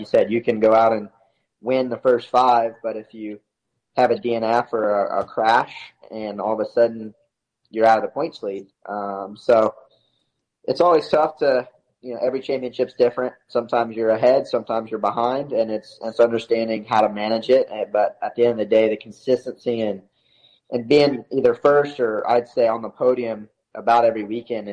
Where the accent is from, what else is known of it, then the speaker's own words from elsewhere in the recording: the South, United States; Growing up in the South